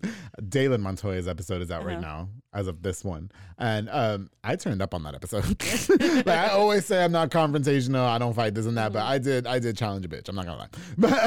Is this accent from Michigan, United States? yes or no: no; Waco, Texas, United States; we're from South Waco.